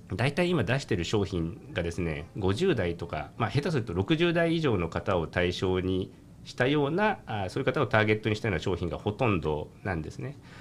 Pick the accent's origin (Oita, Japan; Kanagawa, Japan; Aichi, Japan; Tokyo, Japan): Kanagawa, Japan; Kamakura; 実家あの家業があの鎌倉で、えー、お酒の小売店